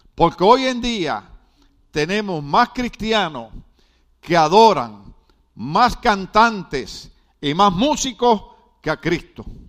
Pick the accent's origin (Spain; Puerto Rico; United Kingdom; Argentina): Puerto Rico; now in Mexico; en Puerto Rico, en mi país